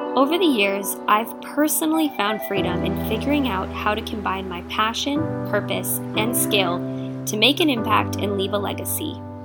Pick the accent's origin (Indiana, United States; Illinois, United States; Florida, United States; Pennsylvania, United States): Illinois, United States; Chicago; I'm from Chicago, the city, the South Side